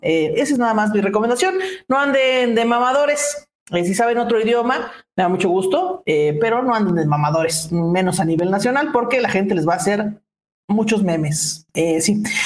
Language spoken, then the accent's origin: Spanish; Mexico; como los mexicanos mismos que decimos